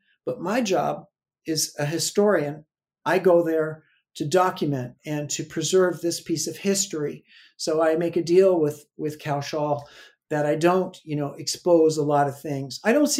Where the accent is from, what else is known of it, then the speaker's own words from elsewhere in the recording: Southern California, United States; I'm from Southern California.